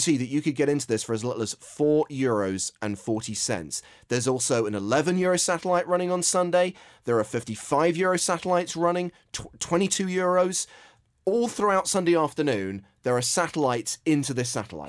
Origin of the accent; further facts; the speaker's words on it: England, United Kingdom; as an Englishman